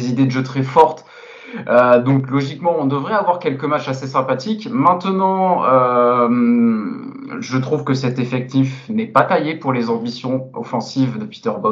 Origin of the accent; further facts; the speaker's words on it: Nice, Provence-Alpes-Côte d'Azur, France; oh, en tant que Niçois, t'inquiète pas